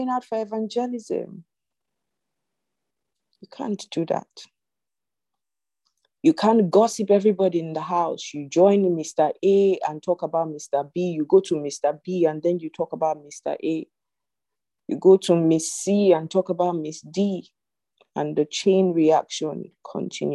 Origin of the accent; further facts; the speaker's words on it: Zimbabwe; I'm from Zimbabwe